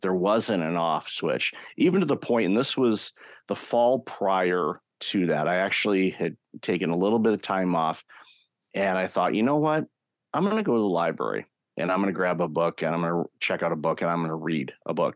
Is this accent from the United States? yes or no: yes; Detroit, Michigan, United States; I grew up in the Detroit, Michigan area